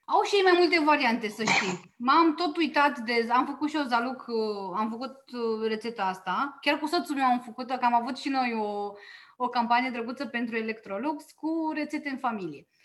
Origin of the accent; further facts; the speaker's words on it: Oltenia, Romania; eu am crescut în Oltenia la bunica maternă